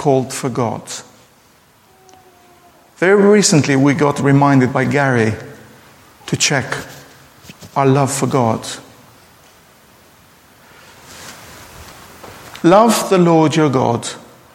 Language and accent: English; Durrës, Durrës County, Albania; Durrës, my hometown, which is central in Albania